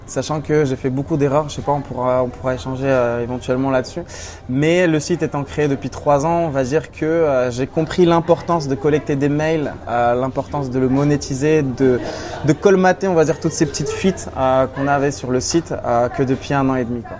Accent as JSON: {"language": "French", "country": "Morocco", "tie": "born or raised there", "said": "Euh, je suis franco-marocain. Je suis né au Maroc. J'ai grandi au Maroc. J'y ai passé 19 ans. Et toute ma famille étant au Maroc, je suis un gros, gros passionné en fait bah, du Maroc"}